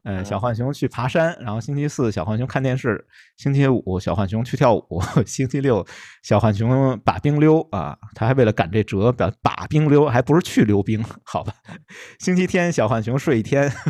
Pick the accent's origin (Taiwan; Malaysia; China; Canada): China; Beijing; 用我们北京土话说吧